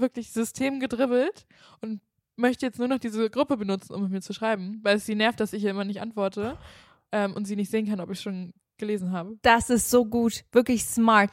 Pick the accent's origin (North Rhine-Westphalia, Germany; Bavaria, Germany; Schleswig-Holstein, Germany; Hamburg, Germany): Schleswig-Holstein, Germany; Kiel; moved away; also born or lived in Cologne; ich komme ja eigentlich aus Kiel und ich war ja dann auch nach Köln gezogen